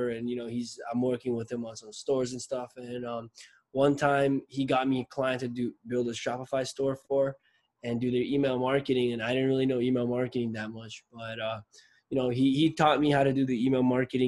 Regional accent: Nepal; now in Toronto, Canada; I'm from Nepal, but I live in Canada. I live in Toronto

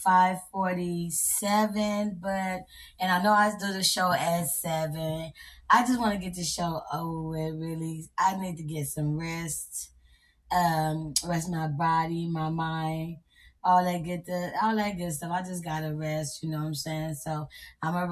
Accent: Texas, United States; I'm from Texas

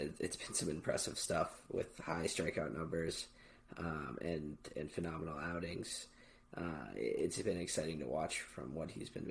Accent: Chicago, Illinois, United States; We are two fans from Chicago

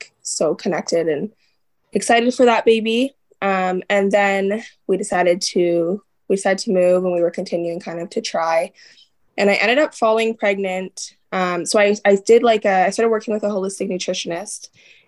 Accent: Ontario, Canada; moved away as an adult; now in Alberta, Canada; I am, an Ontario native

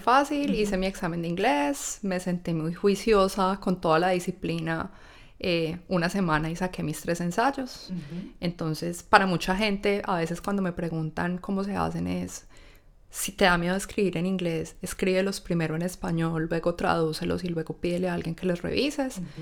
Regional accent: Colombia; moved away as an adult; now in Australia; un estatus profesional que traemos de Colombia

